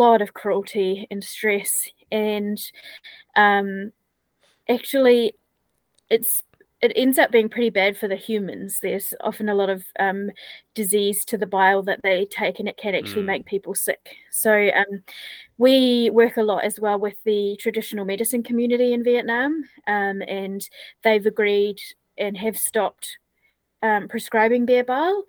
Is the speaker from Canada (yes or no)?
no; New Zealand; moved away as an adult; I'm from New Zealand originally